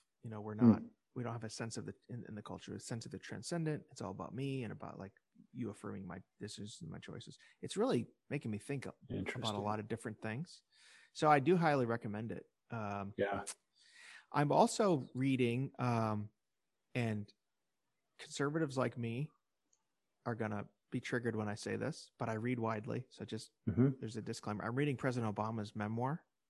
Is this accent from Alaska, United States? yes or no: no; Illinois, United States; And I know I'm from Illinois, so I had a personal thing at stake in it.